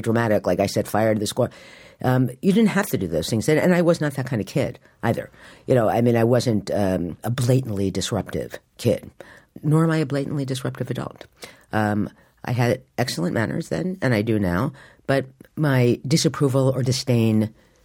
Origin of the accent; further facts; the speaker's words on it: Morristown, New Jersey, United States; now in New York, United States; I grew up in Morristown, New Jersey, and when I was growing up, it was a small town.